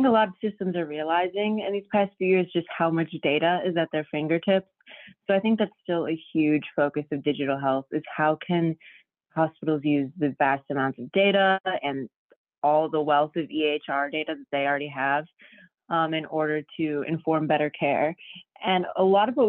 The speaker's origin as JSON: {"language": "English", "town": "Detroit", "region": "Michigan", "country": "United States", "moved": "as an adult", "lives_now": "Chicago, United States", "said": "I'm from Detroit, and I came to Chicago in 2016 to study journalism at DePaul University"}